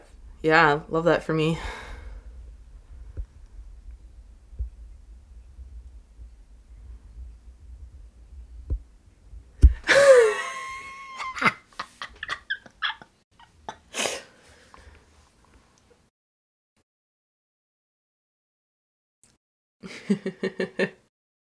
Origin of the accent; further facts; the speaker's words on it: United States; being an American